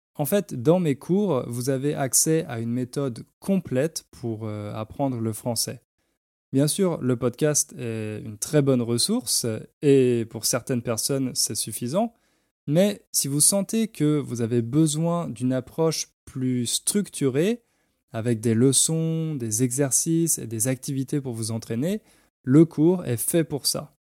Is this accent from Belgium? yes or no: no; France; moved away as an adult; also born or lived in London; now in Poland; en tant que Français, je suis forcément un expat